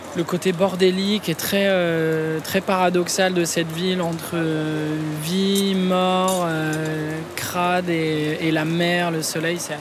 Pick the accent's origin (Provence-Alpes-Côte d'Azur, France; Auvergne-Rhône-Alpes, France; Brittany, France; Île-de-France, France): Île-de-France, France; Clamart; also born or lived in Rambouillet; je suis né à Clamart